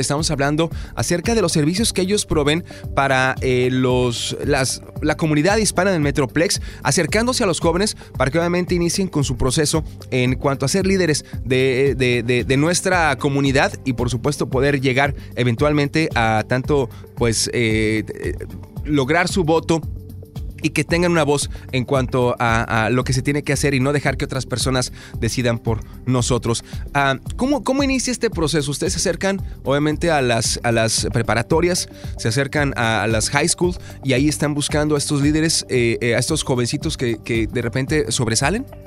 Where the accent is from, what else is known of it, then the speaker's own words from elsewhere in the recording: Guadalajara, Jalisco, Mexico; moved away; yo soy de Guadalajara